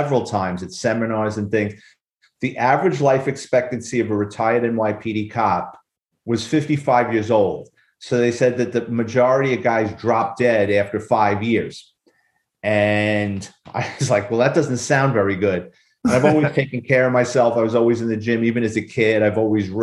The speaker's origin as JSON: {"language": "English", "town": "New York City", "region": "New York", "country": "United States", "tie": "born or raised there", "said": "I'm a Bronx kid. I grew up in New York City"}